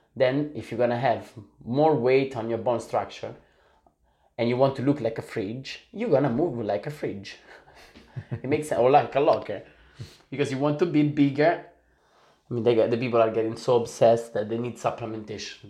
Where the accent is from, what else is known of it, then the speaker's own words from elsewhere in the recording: Italy; also born or lived in Sicily; I'm, I'm from Italy in the soul